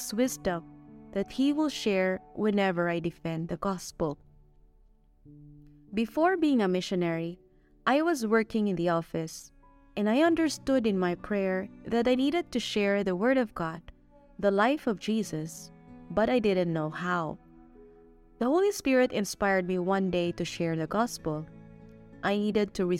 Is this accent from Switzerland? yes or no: no; Philippines; now in Mexico; I am a Filipina missionary assigned here in Mexico.